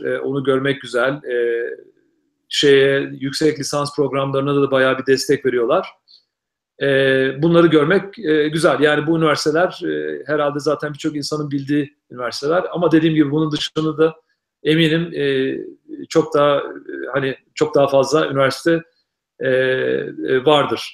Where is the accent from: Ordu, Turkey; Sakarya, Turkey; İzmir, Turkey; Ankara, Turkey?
Ankara, Turkey; moved away as an adult; also born or lived in Istanbul / Boston / Syracuse / West Virginia; now in Reno, United States; hala kendimi Ankaralıyım diyorum. Çünkü Ankara'da doğmadım gerçi ama Ankara'da büyüdüm.